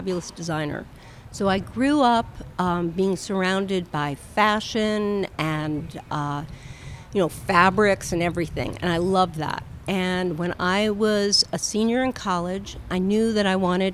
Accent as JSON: {"language": "English", "area": "Westchester", "region": "New York", "country": "United States", "tie": "born or raised there", "also_born_or_lived": "Atlanta, Georgia", "moved": "as an adult", "lives_now": "New York, United States", "said": "I grew up in Westchester, outside of New York, a suburb"}